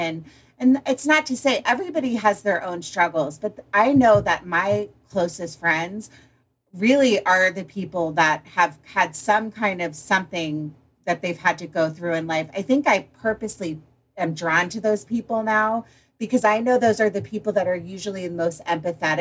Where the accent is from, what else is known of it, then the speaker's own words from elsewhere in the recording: Potomac, Maryland, United States; moved away; I grew up in Potomac, Maryland, in a country club kid going to boarding school